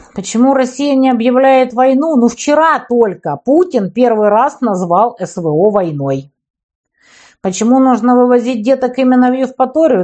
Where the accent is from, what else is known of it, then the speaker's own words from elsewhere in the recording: Ukraine; Я вот украинка